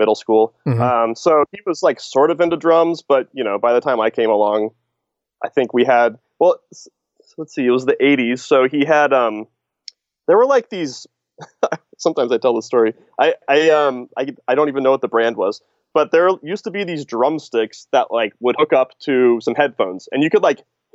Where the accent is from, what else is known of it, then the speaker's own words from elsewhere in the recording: Kansas City, Missouri, United States; I grew up in Kansas City, Missouri